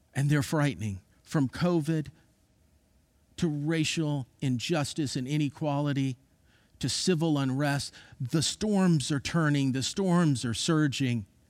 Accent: Florida, United States; I grew up in Florida

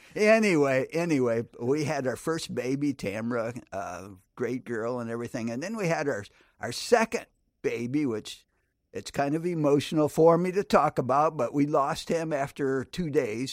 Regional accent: Grand Rapids, Michigan, United States; I was born and raised in Grand Rapids, Michigan

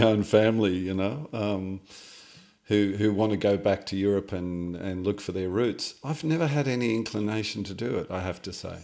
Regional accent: Australia; felt I belonged to this country, mm. in a sense, if I belong anywhere

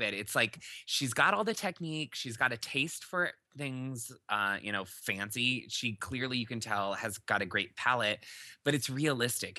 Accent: Iowa, United States; we had a huge garden growing up in Iowa

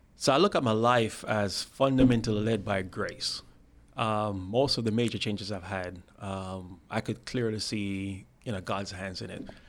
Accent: Spanish Town, Saint Catherine, Jamaica; moved away; I'm from a town called Spanish Town, Jamaica.

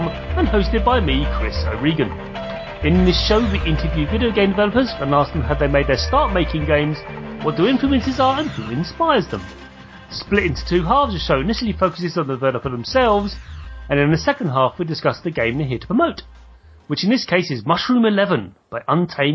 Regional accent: United Kingdom; I'm very British, so we stress different vowels

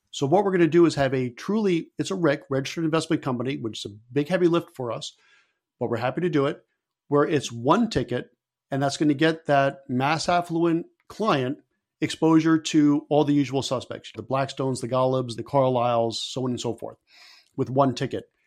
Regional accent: Stamford, Connecticut, United States; my hometown of Stamford, Connecticut

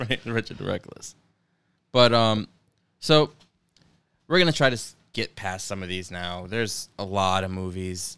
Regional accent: upstate New York, United States; we're from New York

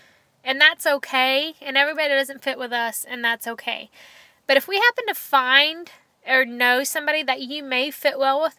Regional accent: Dallas, Texas, United States; We don't live in Dallas. We're from Dallas.

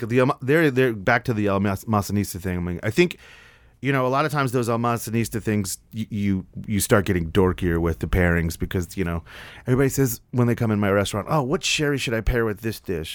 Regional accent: New York City, New York, United States; now in Nashville, United States; I grew up in New York

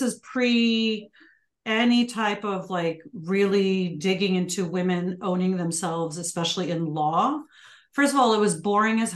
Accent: Chicago, Illinois, United States; I grew up on the south side of Chicago.

